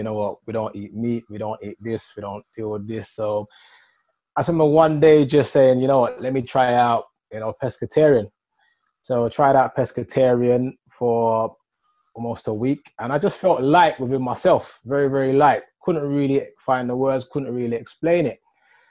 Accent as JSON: {"language": "English", "town": "Wood Green", "region": "London", "country": "United Kingdom", "tie": "born or raised there", "said": "So I grew up in North London, Wood Green. I went to school, the Bromfield School, secondary school."}